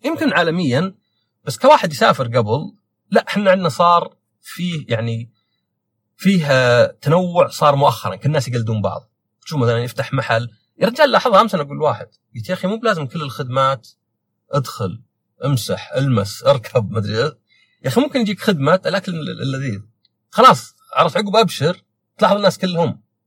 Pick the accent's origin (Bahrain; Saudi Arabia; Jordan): Saudi Arabia; أنا سعودي